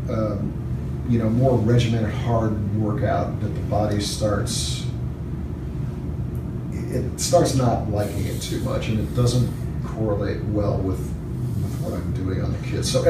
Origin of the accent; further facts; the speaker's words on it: St. Louis, Missouri, United States; Uh, Midwest St. Louis.